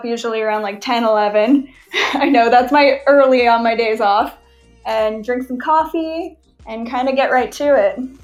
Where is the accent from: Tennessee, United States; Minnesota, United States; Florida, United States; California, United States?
Florida, United States; Fort Myers Beach; I'm from Fort Myers, Florida, but I guess originally I'm from Fort Myers Beach, Florida